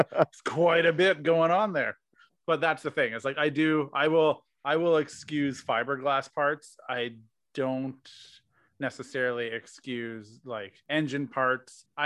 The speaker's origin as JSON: {"language": "English", "town": "Regina", "region": "Saskatchewan", "country": "Canada", "said": "I come from Regina, Saskatchewan"}